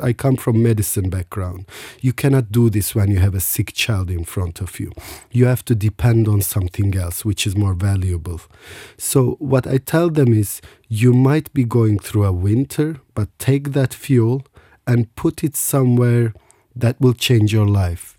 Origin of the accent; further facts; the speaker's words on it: Istanbul, Turkey; I was born in Istanbul.